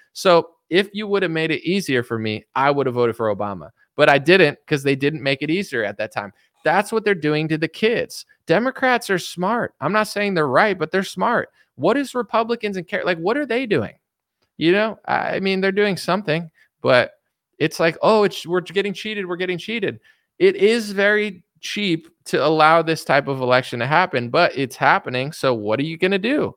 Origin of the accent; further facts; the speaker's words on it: United States; I'm as American as it gets